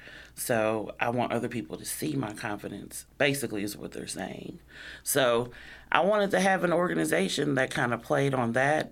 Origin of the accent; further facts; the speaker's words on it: Illinois, United States; born there; But I was born here in the States, in Illinois, back in 81.